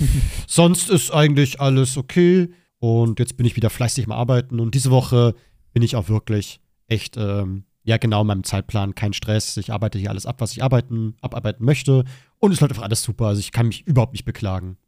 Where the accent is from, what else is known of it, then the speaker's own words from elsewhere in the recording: Germany; meiner Heimat